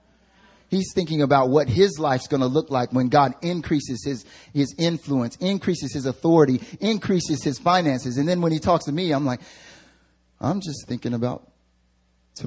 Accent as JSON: {"language": "English", "region": "the South", "country": "United States", "accent": "country", "moved": "yes", "lives_now": "Seoul, South Korea", "said": "I'm from the South, so I can throw on a country accent like"}